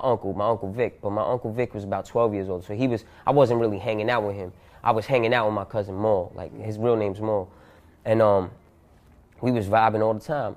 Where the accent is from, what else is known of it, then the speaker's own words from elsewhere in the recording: Yonkers, New York, United States; born and raised in Yonkers, New York, in the hood